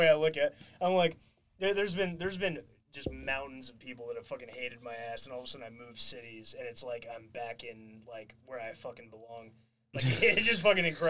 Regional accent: California, United States; I'm even from California

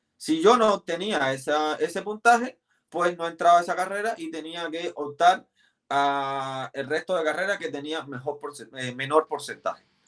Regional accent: Havana, Cuba; moved away as an adult; now in Chile; Yo nací en La Habana, soy de un barrio llamado Guanabacoa, el barrio de la cascarilla, como, le dicen, porque se hacían muchas mucha santería. Eh, y ahí nací y criaba en Guanabacoa

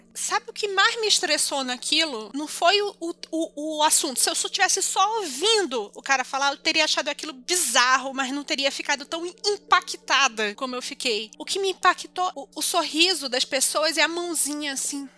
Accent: North Region, Brazil; moved away; minha terra é o norte

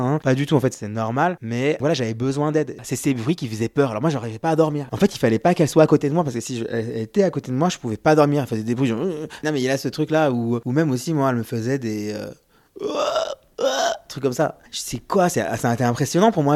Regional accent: France; nous, on est Français, on a une mentalité de Français.

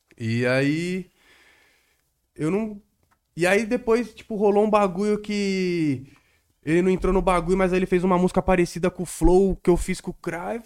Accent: Guarulhos, São Paulo, Brazil; moved away as an adult; now in São Paulo, Brazil; eu cresci aqui praticamente, tá ligado? Exato. Desde os 10 anos de idade. Eu não nasci em Guarulhos

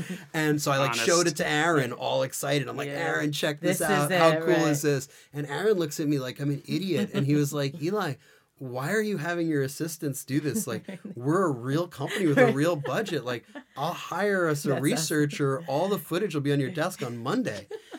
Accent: New York City, New York, United States; I grew up in New York City.

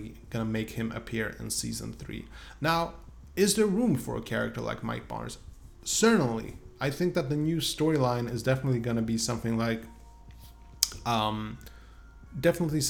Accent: Sweden; English is a second language; I'm from Sweden after all.

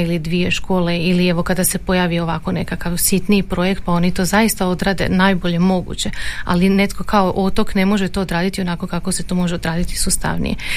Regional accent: Croatia; kod nas u Hrvatskoj

